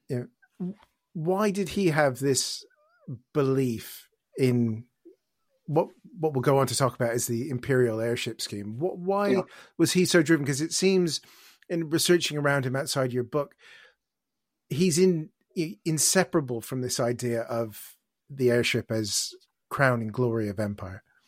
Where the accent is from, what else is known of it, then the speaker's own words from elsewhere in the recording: Canada; now in United Kingdom; As a Canadian who's lived here for more than he's ever lived in Canada